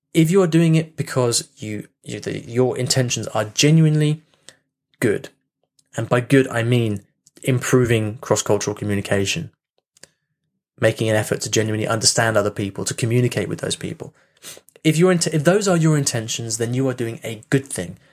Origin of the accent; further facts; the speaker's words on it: United Kingdom; me being British